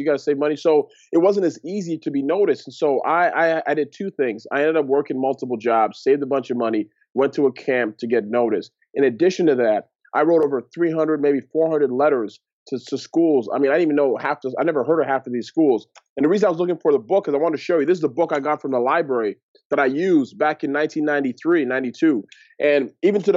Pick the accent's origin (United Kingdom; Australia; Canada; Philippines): Canada; Toronto, Ontario; I grew up in Toronto, Ontario, Canada, to Nigerian parents.